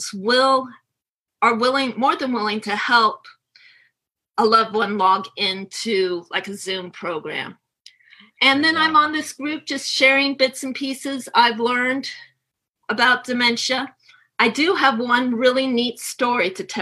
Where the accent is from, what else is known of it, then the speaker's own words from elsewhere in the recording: right outside of San Francisco, California, United States; moved away as an adult; also born or lived in Kansas City area; now in Kansas City, United States; I was born and raised right outside of San Francisco